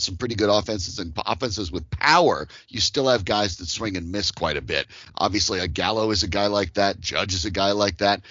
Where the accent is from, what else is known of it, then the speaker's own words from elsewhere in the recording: Colorado, United States; I live out in Colorado. And so growing up in Colorado, the Colorado Rockies did not exist when I was a little bit younger.